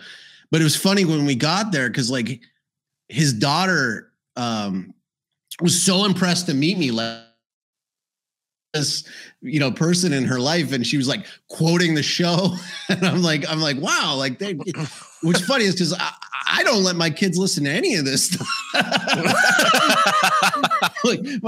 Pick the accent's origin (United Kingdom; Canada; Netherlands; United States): Canada; My respect to the as a Canadian, extra respect to truckers.